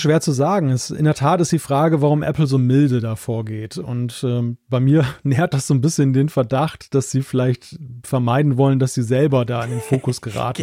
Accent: Germany; als Deutscher

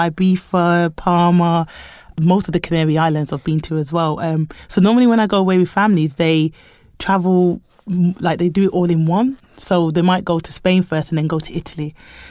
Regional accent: United Kingdom; born there; I'm Jamaican. I'm born in the UK, but I am Jamaican by heritage.

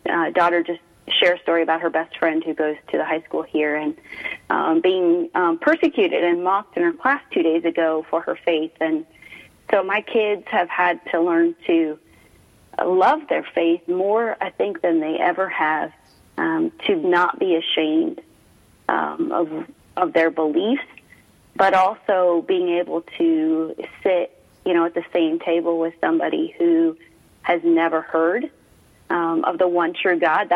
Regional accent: Midwest, United States; moved away as an adult; also born or lived in Chicago area; now in Sedona, United States; I grew up a Midwest girl, married a Midwest boy

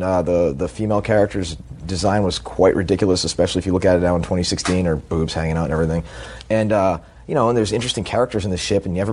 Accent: Boston, Massachusetts, United States; moved away; also born or lived in Southern California; I'm from Boston, and I was used to living in Southern California

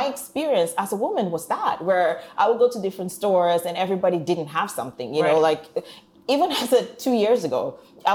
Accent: Warri, Delta, Nigeria; moved away; I'm not even a girl from the posh part of Nigeria. People know about Lagos. I'm from Warri

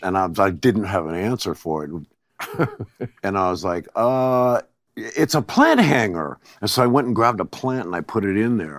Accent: Covina, California, United States; born or raised there; also born or lived in Athens, Greece

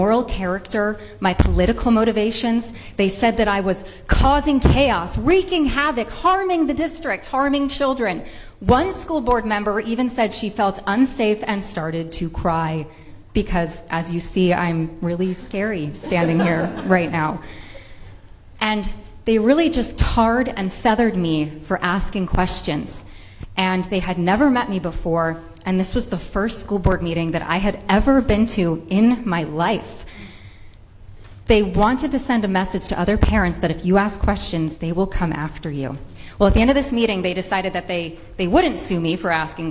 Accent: Rhode Island, United States; I am a mother from Rhode Island

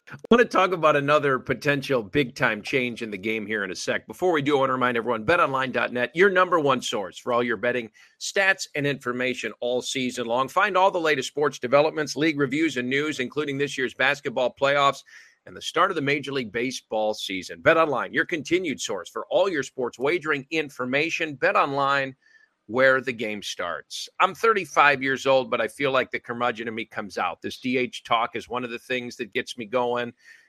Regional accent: Illinois, United States; As a kid growing up in the Chicago suburbs, I throw lefty and hit righty.

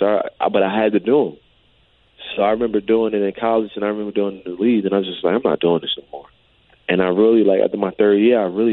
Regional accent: New Jersey, United States; I'm from New Jersey

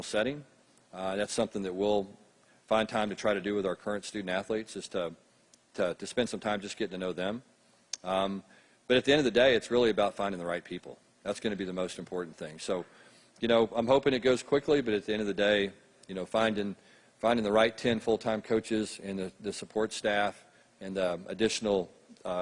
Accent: Texas, United States; growing up in Texas

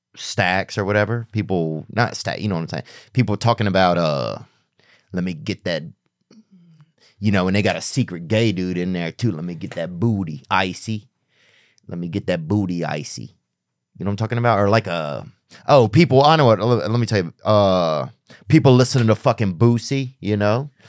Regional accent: the South, United States; I'm not even really a Southern guy, but I'm from the South

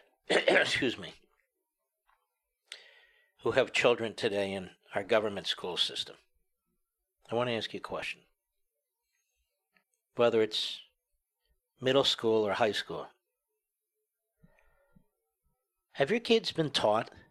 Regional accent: United States; I was born here

